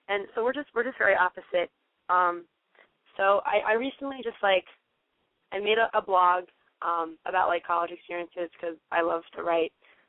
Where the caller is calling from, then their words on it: New Jersey, United States; I'm calling from New Jersey. I'm 18 years old